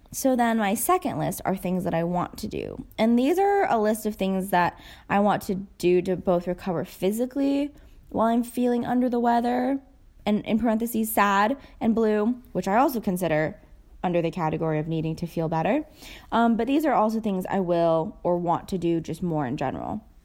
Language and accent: English; United States; I'm Asian American, so I've grown up watching them